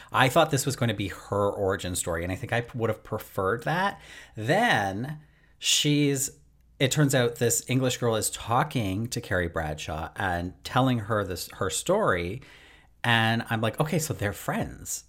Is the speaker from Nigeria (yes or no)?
no; Canada; obviously I'm Canadian